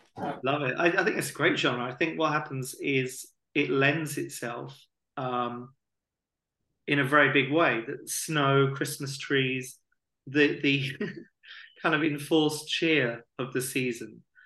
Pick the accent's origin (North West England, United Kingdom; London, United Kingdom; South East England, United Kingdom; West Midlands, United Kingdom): South East England, United Kingdom; Hastings; we're both from Hastings and we both went to Bexhill College as well.